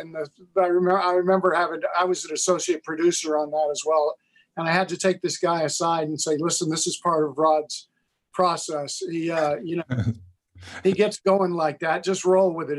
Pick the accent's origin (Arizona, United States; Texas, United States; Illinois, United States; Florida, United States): Texas, United States; I'm from Texas